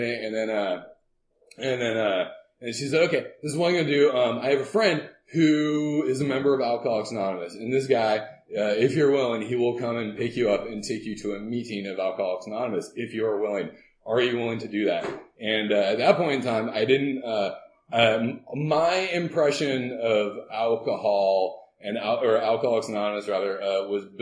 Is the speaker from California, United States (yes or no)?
yes; Southern California, United States; also born or lived in Oregon; I was born in Oregon, and we lived there until I was seven, and then moved down to Southern California and hung out there.